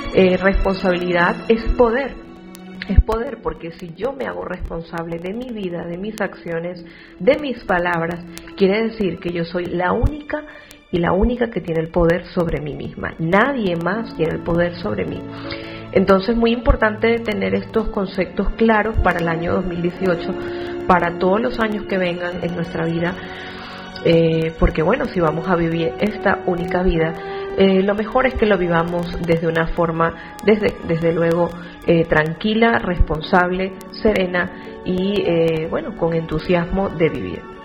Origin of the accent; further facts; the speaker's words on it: Venezuela; moved away as an adult; now in Spain; tengo toda mi familia en Venezuela, sin embargo, desde que yo salí de, mi país, hace ya 11 años